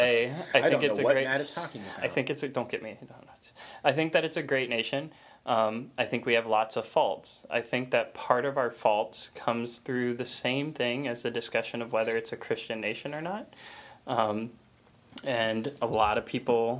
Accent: United States; I was born in America with these freedoms

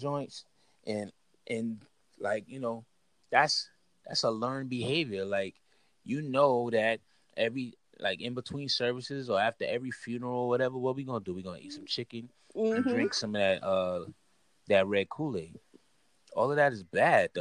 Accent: Inglewood, California, United States; I was born in Inglewood in 1982

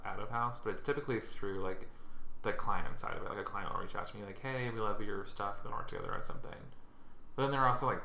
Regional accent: Kentucky, United States; I'm from Kentucky

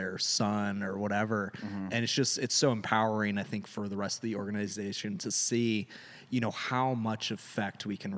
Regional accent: Florida, United States; now in California, United States; We're from Florida

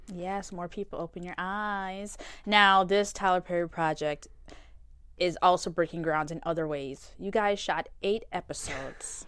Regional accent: Jamaica; moved away; also born or lived in Florida; I'm from Jamaica

